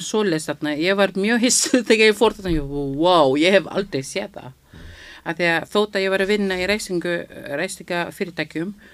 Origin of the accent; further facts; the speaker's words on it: Philippines; Icelandic is a second language; now in Iceland; ég er frá Filipsheim þarna við erum með Filipsheimsku tungumál líka sem við notum